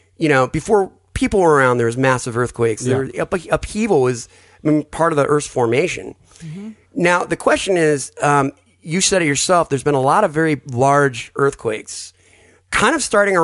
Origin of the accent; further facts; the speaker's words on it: Southern California, United States; I'm from Southern California